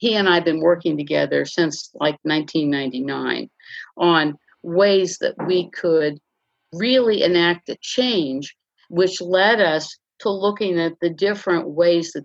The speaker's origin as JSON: {"language": "English", "town": "Los Angeles", "region": "California", "country": "United States", "tie": "born or raised there", "said": "I grew up in West Los Angeles"}